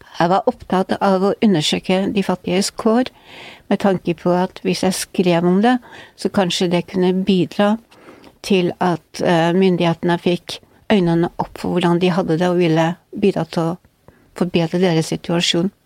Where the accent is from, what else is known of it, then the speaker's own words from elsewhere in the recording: Northern Norway, Norway; now in Oslo, Norway; som nordlending